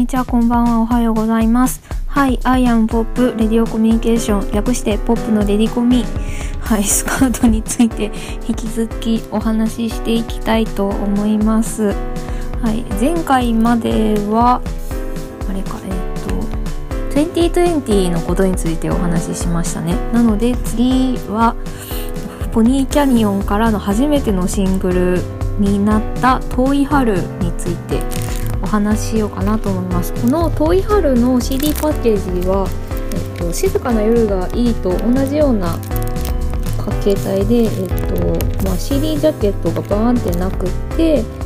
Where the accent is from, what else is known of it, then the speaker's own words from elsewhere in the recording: Onomichi, Hiroshima, Japan; moved away; also born or lived in Fukuyama; 私の地元が、まあ、広島県尾道市で私中学高校は隣の福山市の女子校に通っていたんですけど